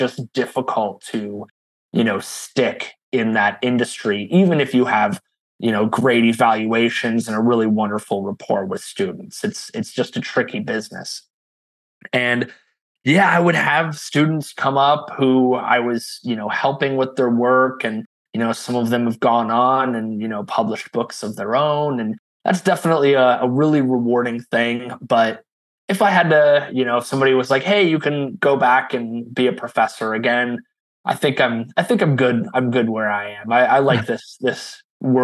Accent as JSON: {"language": "English", "region": "Ohio", "country": "United States", "moved": "as an adult", "said": "I came to Texas from Ohio about 20 years ago to study creative writing."}